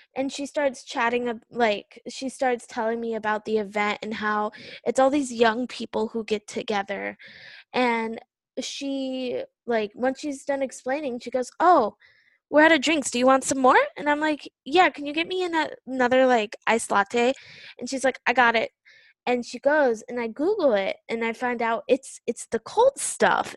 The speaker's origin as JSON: {"language": "English", "country": "United States", "moved": "yes", "lives_now": "South Korea"}